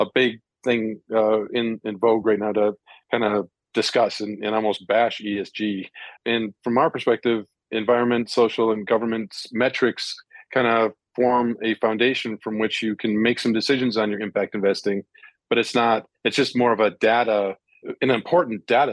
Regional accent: India; I grew up in India

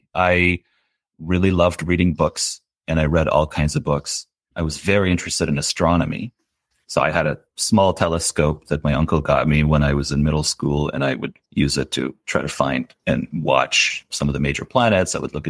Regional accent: Tehran, Tehran Province, Iran; also born or lived in California, United States / Ottawa, Canada; And then I grew up in Iran. I was in Tehran and then in a little town by the Caspian Sea until I was 10.

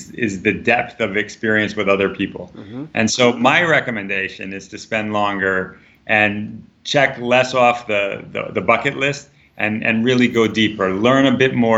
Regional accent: United States; as an American

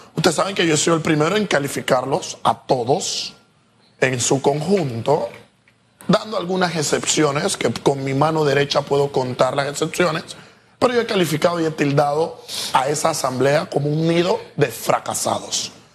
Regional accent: Panama; como panameños

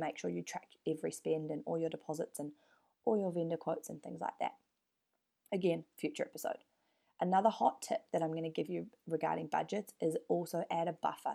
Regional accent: New Zealand; now in Perth, Australia; I'm from New Zealand

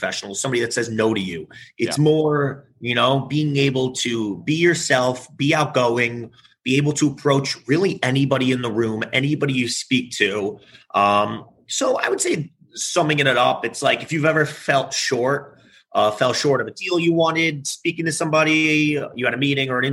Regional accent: New York City, New York, United States; I live in the city and I'm originally from New York. So I've been here my whole life

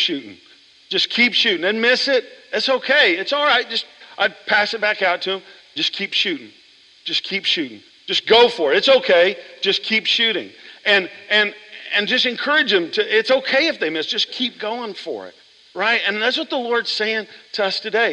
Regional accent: Oklahoma, United States; I grew up in Oklahoma

